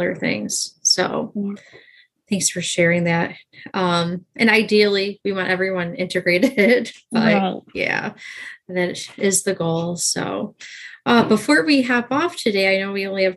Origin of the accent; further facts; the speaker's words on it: New York, United States; I'm from New York